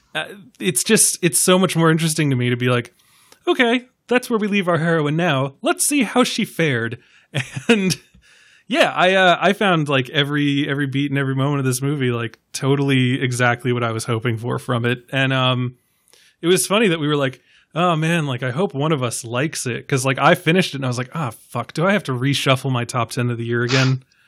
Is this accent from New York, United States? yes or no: yes; New York, United States; as a New Yorker